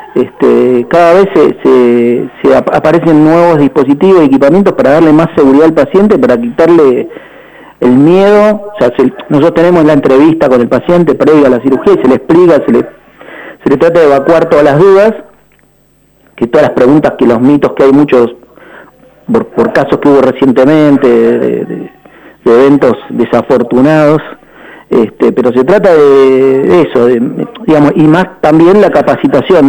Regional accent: Banfield, Buenos Aires Province, Argentina; moved away as an adult; now in Bariloche, Argentina; al mudarme acá a esta ciudad, si bien yo no soy barilochense, soy de Banfield desde que nací

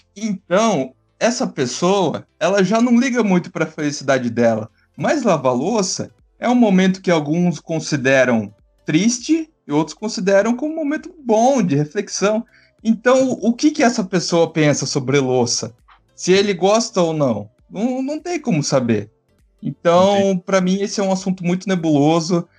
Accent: São Paulo, Brazil; Eu sou paulista

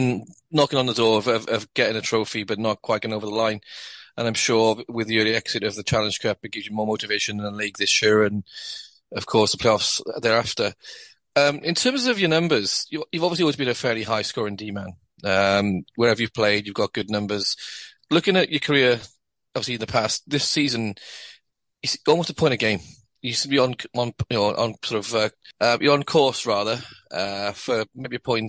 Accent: Welsh, Wales, United Kingdom; Me being Welsh

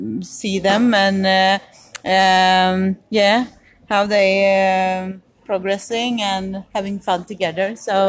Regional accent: Sweden; English is a second language; I'm from Sweden, and mother of to Hugo

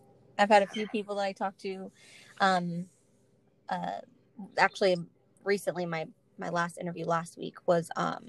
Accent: Palm Beach, Florida, United States; maybe because I was raised in Florida

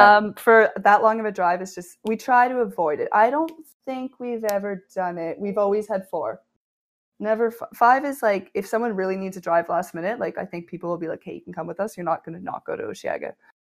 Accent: New Brunswick, Canada; now in Toronto, Canada; moved from New Brunswick and Ontario being so big

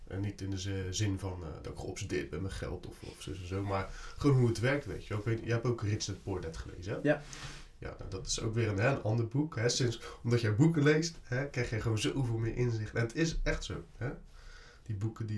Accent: Barendrecht, South Holland, Netherlands; Ik kom uit de Barendrecht, dat ligt net onder Rotterdam.

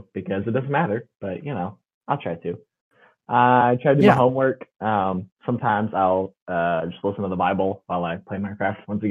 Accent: Tulsa, Oklahoma, United States; moved away; So I'm from Tulsa

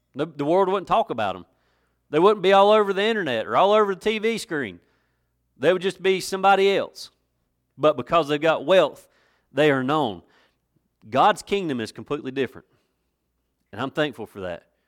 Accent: West End of Watauga County, North Carolina, United States; I'm from the West End of Watauga County

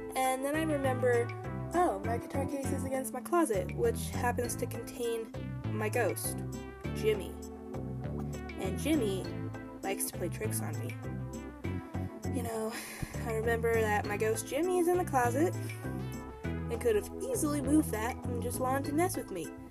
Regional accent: Canada; I'm Canadian

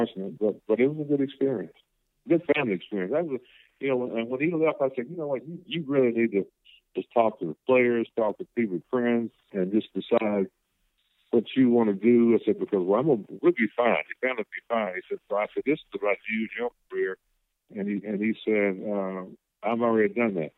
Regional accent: the South, United States; growing up in the South in the late 40s and early 50s

